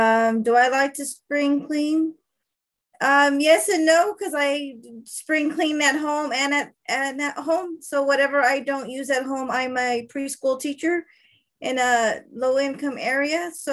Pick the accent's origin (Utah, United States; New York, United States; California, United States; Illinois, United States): California, United States; I am from California.